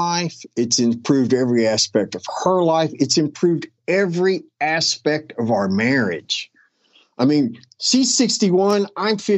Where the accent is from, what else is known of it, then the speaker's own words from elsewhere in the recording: West Virginia, United States; now in Florida, United States; somebody I grew up with back in West Virginia